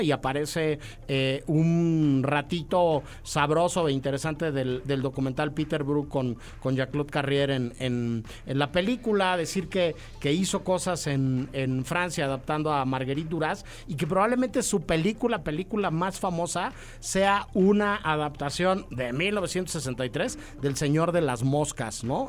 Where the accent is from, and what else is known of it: Mexico